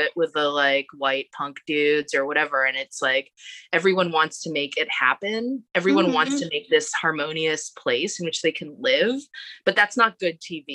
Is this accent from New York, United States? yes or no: yes; New York City, New York, United States; We're both Asian Americans, but I'm from Queens